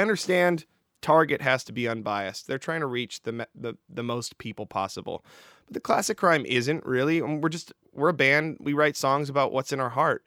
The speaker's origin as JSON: {"language": "English", "country": "Canada", "moved": "yes", "said": "my home country of Canada"}